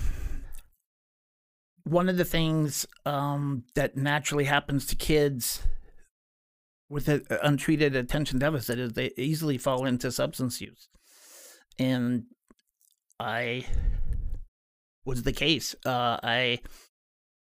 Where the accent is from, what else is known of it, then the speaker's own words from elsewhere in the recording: Idaho, United States; I started out as a kid with ADHD that wasn't treated except by the Idaho Public School Behavioral Program of just getting hit